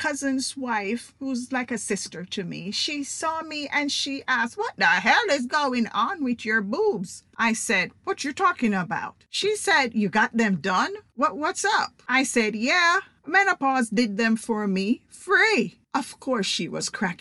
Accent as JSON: {"language": "English", "country": "Jamaica", "moved": "yes", "lives_now": "United States", "said": "I'm Jamaican"}